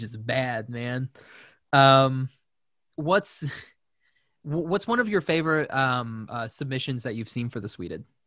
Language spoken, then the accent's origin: English; Shawnee, Oklahoma, United States; moved away as an adult; I'm from Shawnee, Oklahoma